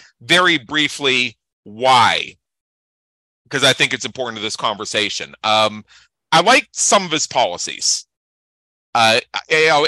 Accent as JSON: {"language": "English", "region": "Pennsylvania", "country": "United States", "moved": "yes", "lives_now": "Las Vegas, United States", "said": "I'm in Las Vegas, Nevada. I'm originally from Pennsylvania"}